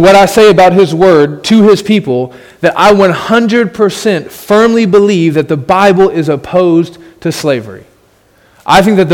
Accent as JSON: {"language": "English", "country": "United States", "said": "as an American who lives in a country where everyone agrees that slavery is evil"}